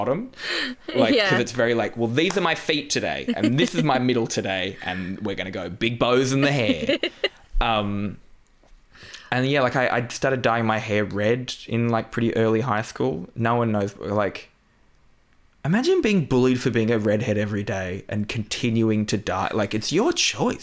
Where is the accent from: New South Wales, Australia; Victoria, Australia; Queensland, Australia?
New South Wales, Australia; Newcastle; moved away; I grew up in Newcastle, which is, like, it's actually pretty similar to the Newcastle of the UK